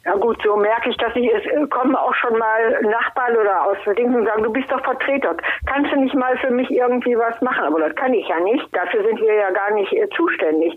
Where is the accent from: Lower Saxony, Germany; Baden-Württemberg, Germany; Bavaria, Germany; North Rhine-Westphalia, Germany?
North Rhine-Westphalia, Germany; Heißen; ich bin ja aus Heißen und in Heißen kennen mich ja viele Leute